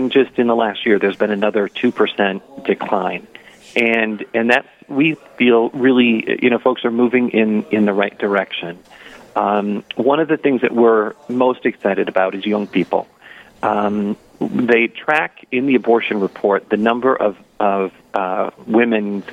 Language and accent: English; Paynesville, Minnesota, United States; I'm from Painesville, Minnesota, born and raised